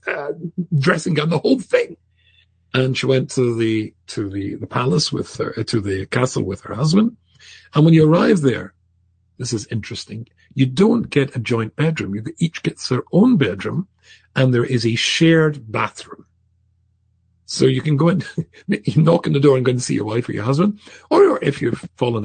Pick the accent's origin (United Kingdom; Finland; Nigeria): United Kingdom; Scotland; I'm instantly not English, I'm Scottish